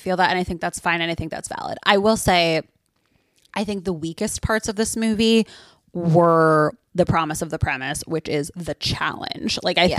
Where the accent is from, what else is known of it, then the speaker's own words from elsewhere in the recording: New Jersey, United States; I just knew that it was popular because I'm from New Jersey.